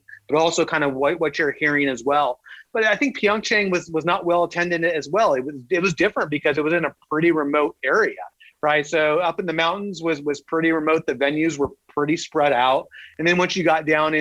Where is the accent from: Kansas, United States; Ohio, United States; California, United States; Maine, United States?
California, United States; Southern; I grew up in Southern California. I'm a Southern California kid, warm weather my entire life